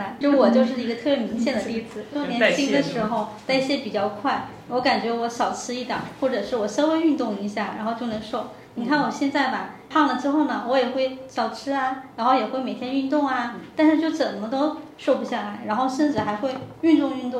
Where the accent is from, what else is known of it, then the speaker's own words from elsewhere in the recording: South China, China; 因为我是南方人啊，所以我普通话不是很标准。